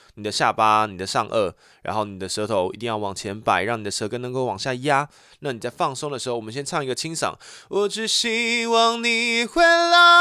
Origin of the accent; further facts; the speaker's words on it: Taichung, Taiwan; 我就是台中人